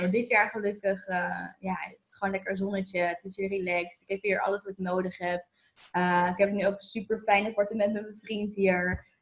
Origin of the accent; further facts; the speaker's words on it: Voorhout, South Holland, Netherlands; moved away as an adult; also born or lived in Amsterdam; now in Lisbon, Portugal; ik ben, eh, geboren in Amsterdam, maar ik ben opgegroeid, eh, in Voorhout, het kleine dorp in de buurt van Leiden en Noordwijk.